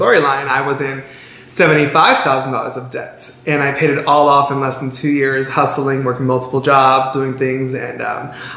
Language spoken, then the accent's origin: English; Chicago, Illinois, United States; I grew up in Belmont Cragen